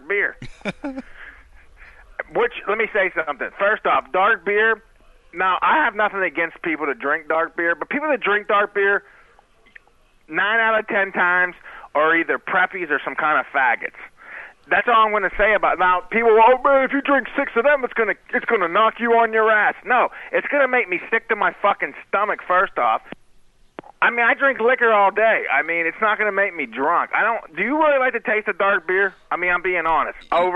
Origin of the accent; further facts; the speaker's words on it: Pittsburgh, Pennsylvania, United States; I'm from Pittsburgh